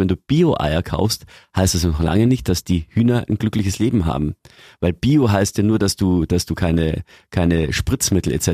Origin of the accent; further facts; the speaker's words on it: Lower Bavaria, Germany; bei uns in Niederbayern